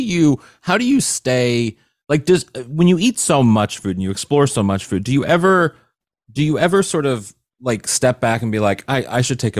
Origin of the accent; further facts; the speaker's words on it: Missouri, United States; I'm from a flyover state. I'm from Missouri.